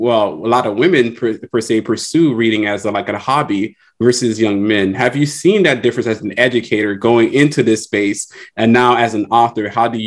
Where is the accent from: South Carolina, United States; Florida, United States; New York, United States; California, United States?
Florida, United States; Miami-Dade; because I'm also from Miami-Dade